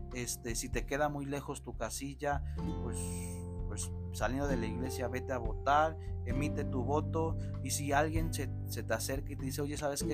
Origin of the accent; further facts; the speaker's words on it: Mexico; la nación mexicana tenemos